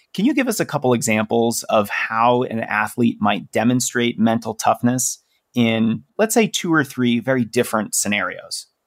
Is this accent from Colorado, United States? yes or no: yes; Denver, Colorado, United States; my hometown here of Denver